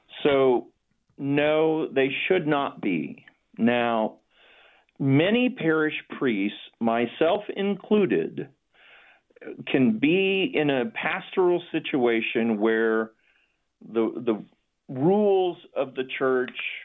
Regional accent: Massachusetts, United States; I was born in Massachusetts as well

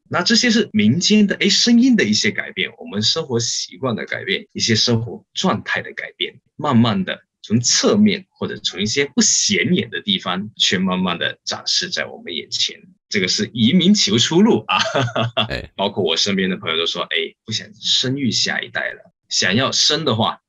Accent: Hong Kong; 我们香港人

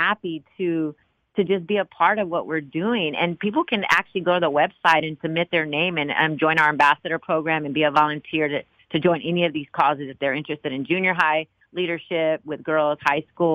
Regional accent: Austin, Texas, United States; now in Dallas, United States; I'm from Austin

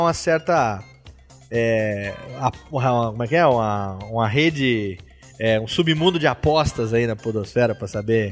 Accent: Serra Negra, São Paulo, Brazil; eu sou do interior de São Paulo, lá de Serra Negra

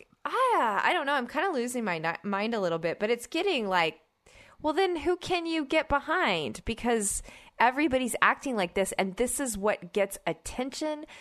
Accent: Oklahoma, United States; moved away; also born or lived in Georgia / Midwest; I grew up in Oklahoma and I, I spent many years in Georgia

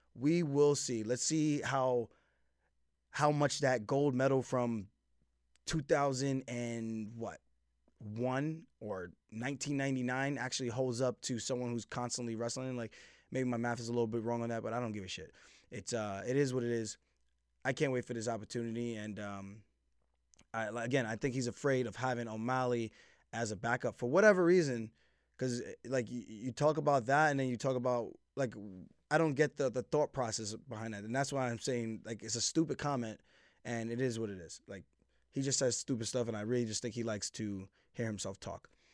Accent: Uniondale, New York, United States; We're both from Uniondale, New York. Grew up there

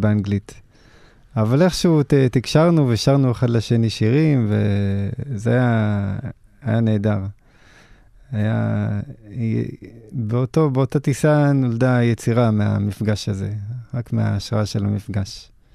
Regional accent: Israel; ככה גדלנו בארץ

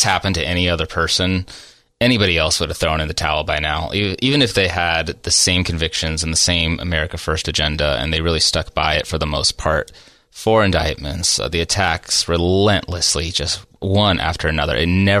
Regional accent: Portland, Oregon, United States; You know, I came from Portland, Oregon. It's embarrassing to admit.

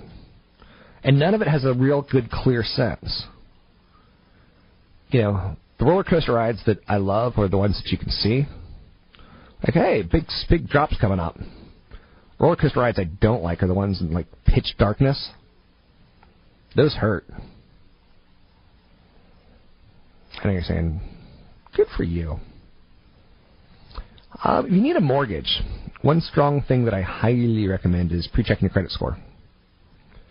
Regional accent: California, United States; California, my home state

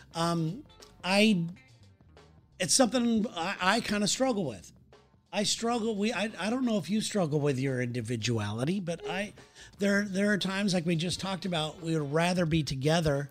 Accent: Southern California, United States; moved away; I am from Southern California

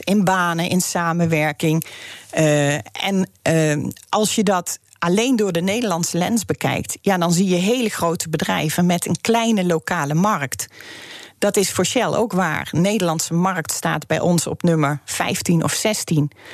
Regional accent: Netherlands; wij als Nederlanders

